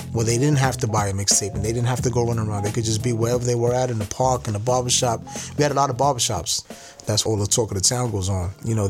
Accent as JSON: {"language": "English", "town": "New York City", "region": "New York", "country": "United States", "tie": "born or raised there", "said": "I was born and raised in the Lower East Side of Manhattan."}